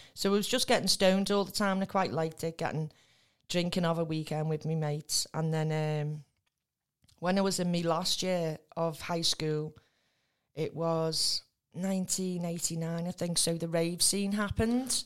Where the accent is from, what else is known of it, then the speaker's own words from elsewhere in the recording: Spital, North West England, United Kingdom; also born or lived in Tranmere / Rock Ferry; I grew up in Spittal